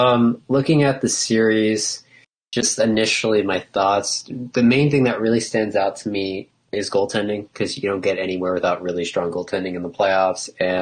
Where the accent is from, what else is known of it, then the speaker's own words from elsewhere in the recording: New Jersey, United States; also born or lived in Montreal, Quebec, Canada; So I'm a Canadian-American, born in Montreal, raised in Jersey